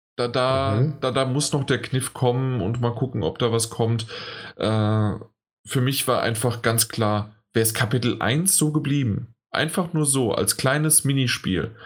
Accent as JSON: {"language": "German", "country": "Germany", "said": "als Deutscher"}